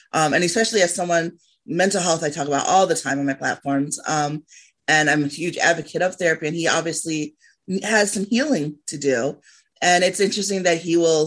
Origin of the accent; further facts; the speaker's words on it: Liberia; moved away; I came from Liberia. I left because of the war.